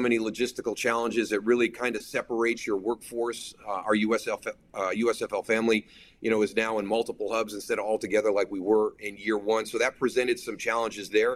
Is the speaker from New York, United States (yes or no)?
yes; Western New York, United States; I'm from Western New York